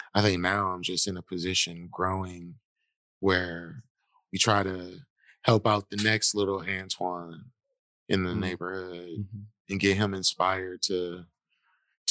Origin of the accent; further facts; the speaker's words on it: Milwaukee, Wisconsin, United States; I'm a hometown kid who just loves this city